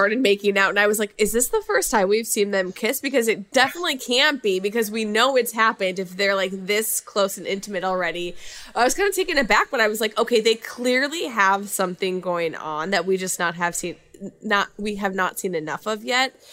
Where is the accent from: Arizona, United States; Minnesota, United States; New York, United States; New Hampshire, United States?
Minnesota, United States; I'm coming from Minnesota